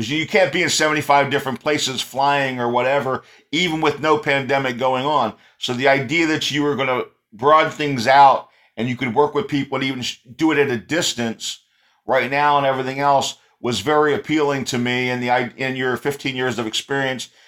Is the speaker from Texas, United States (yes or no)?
yes; Texas, United States; moved away; That's my home state.